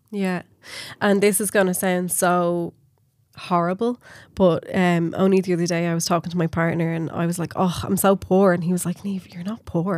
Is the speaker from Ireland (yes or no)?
yes; Swords, Leinster, Ireland; we're both from Swords